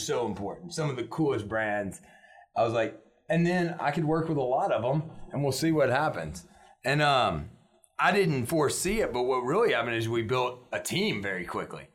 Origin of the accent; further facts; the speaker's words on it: Shreveport, Louisiana, United States; I grew up in a time when I think Shreveport was fighting for progress